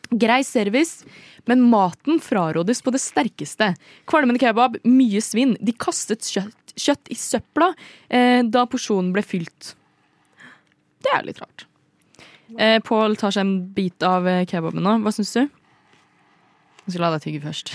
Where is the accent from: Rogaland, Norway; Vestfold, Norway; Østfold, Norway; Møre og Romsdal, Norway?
Østfold, Norway; Indre; now in Oslo, Norway; Jeg er fra Indre Østfold